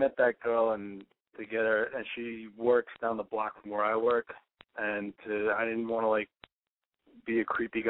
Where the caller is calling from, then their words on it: New York, United States; from New York, and I'm 29.